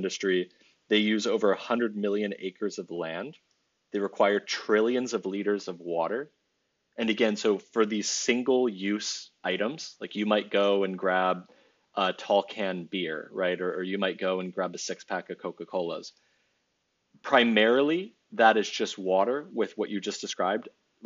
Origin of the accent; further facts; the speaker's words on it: Bordeaux region, Nouvelle-Aquitaine, France; I was raised and educated in France in the Bordeaux region.